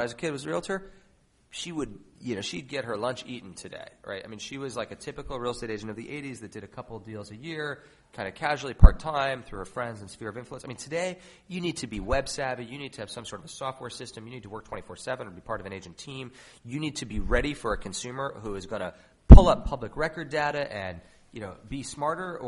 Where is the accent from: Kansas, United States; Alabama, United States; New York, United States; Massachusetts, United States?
New York, United States; New York City; I grew up in New York, and my mom was a realtor when I was a kid